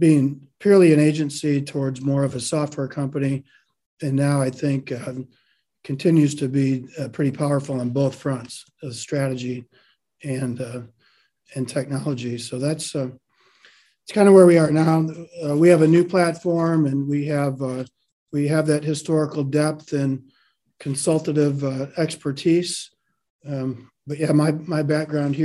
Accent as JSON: {"language": "English", "region": "Michigan", "country": "United States", "tie": "born or raised there", "also_born_or_lived": "London", "moved": "as an adult", "lives_now": "Texas, United States", "said": "I grew up in Michigan"}